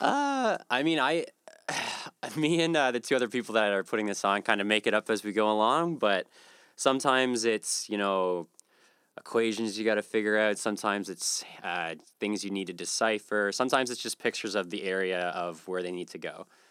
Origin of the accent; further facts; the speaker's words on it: East Coast, Canada; also born or lived in Western Canada; now in Halifax, Canada; I'm from the East Coast originally, and I, I moved out west for a while